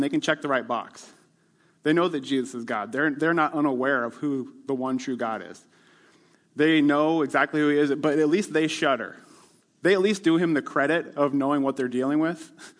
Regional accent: Northwest Iowa, United States; also born or lived in Ames, Iowa; I grew up in Northwest Iowa where everybody's a Christian. I mean, what else would you be? I'm Dutch from Northwest Iowa.

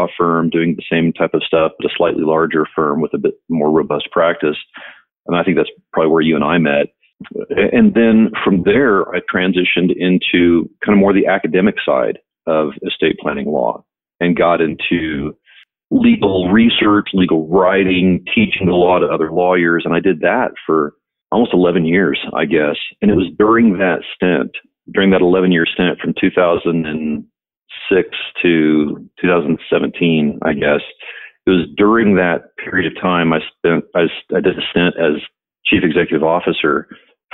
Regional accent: Shawnee, Oklahoma, United States; moved away as an adult; now in Colorado, United States; I grew up in Shawnee

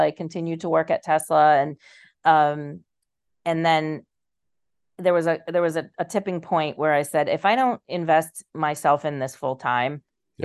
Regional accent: Boston, Massachusetts, United States; now in Charlestown, Rhode Island, United States; I was born and raised in in the Boston area

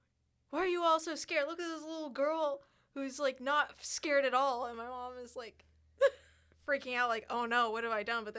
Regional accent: Iowa, United States; moved away; originally I'm from Iowa

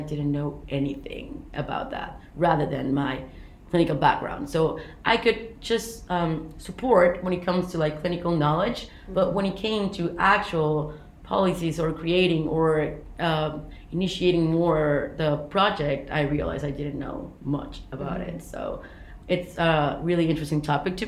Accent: Mérida, Yucatán, Mexico; moved away as an adult; now in London, United Kingdom; I'm from Mexico. I'm from the city called Mérida in the south of Mexico, and I study uni there.

